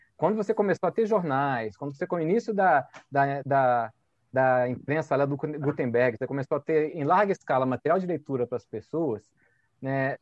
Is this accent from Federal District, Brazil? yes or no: yes; Brasília, Federal District, Brazil; also born or lived in Rio de Janeiro; eu nasci em Brasília com dois anos de idade, né? Porque eh, eu vim para cá muito cedo